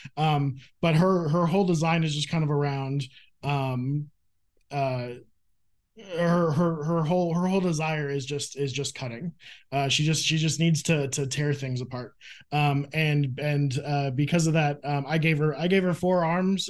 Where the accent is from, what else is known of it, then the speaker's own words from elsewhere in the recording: Phoenix, Arizona, United States; I grew up in Phoenix, Arizona